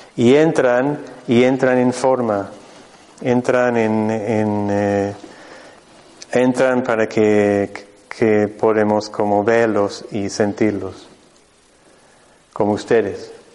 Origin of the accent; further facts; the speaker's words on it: Mexico; moved away; yo vengo desde México, yo, mi centro está en el norte de México, en el desierto de San Luis Potosí